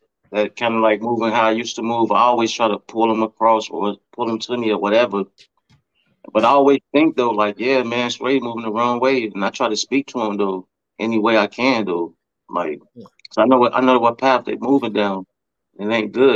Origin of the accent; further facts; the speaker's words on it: Chicago, Illinois, United States; now in Iowa, United States; I'm from the Shy